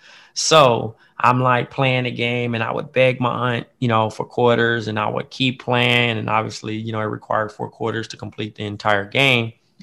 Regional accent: Compton, California, United States; I'm from Compton, California.

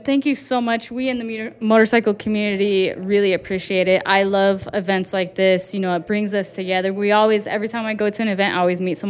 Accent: Riverside, California, United States; I grew up in Riverside

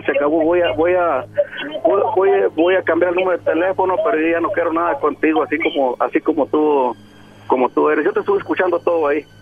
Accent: Mexico; Yo soy mexicano

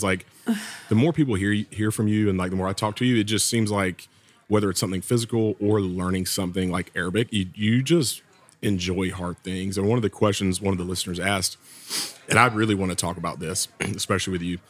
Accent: the South, United States; accent: Southern; But I was a little heartbroken when I went to France, and apparently my Southern accent is too much even in French.

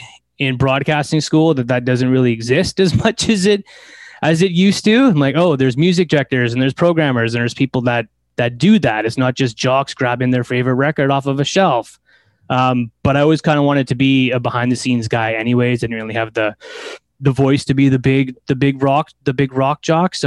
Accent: Delta, British Columbia, Canada; I grew up in Delta. I'm in the flatlands of Ladner. That's where I grew up.

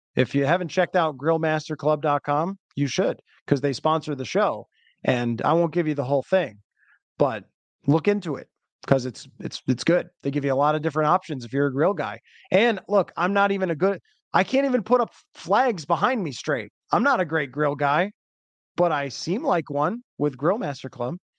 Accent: Buffalo, New York, United States; my hometown club

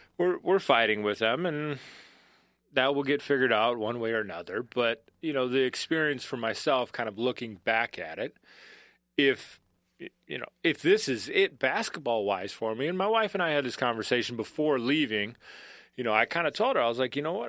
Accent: Bloomington, Minnesota, United States; moved away as an adult; also born or lived in Kansas; I'm a Minnesotan through and throughout.

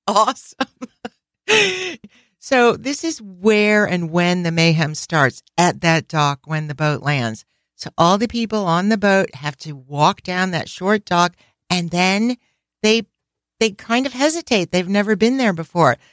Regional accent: New England, United States; we're from New England, where it's always cold.

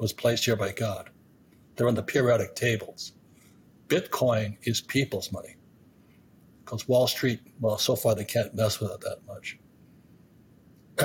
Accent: Hawaii, United States; when I was 15 years old, growing up in Hawaii

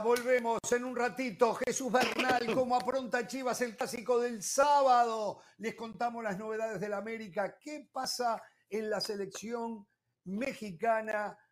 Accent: Uruguay; como uruguayo

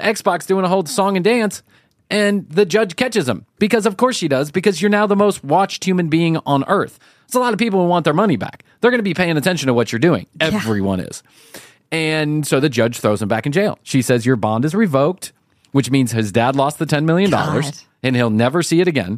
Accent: United States; our American eye

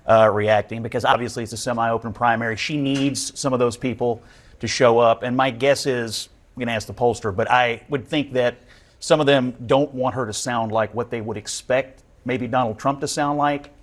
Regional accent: Kentucky, United States; I'm from Kentucky

